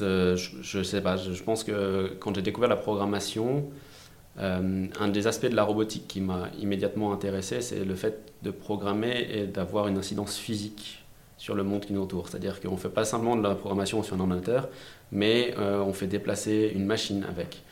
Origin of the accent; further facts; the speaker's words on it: France; je suis français, j'ai fait mon lycée en France, mes études en France